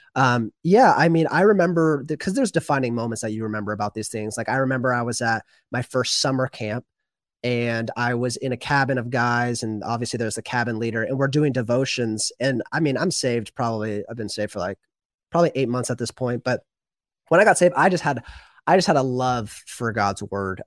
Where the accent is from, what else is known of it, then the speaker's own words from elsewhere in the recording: the Northwest, Pacific Northwest, United States; also born or lived in Washington State; I'm from the Northwest, like you